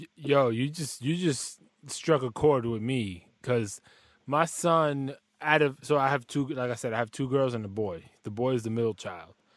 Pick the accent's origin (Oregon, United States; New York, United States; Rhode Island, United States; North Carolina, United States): New York, United States; New York City; I'm from the Bronx as well